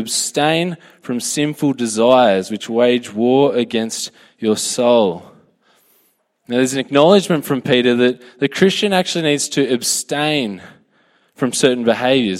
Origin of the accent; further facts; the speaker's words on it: Australia; I'm a citizen of a better country.